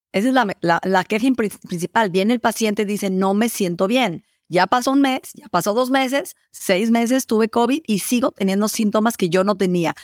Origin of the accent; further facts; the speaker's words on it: Mexico; en mi país, México